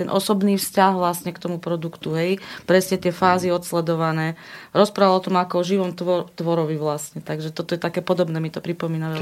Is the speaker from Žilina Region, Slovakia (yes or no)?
yes; Žilina, Žilina Region, Slovakia; Ja som zo Žiliny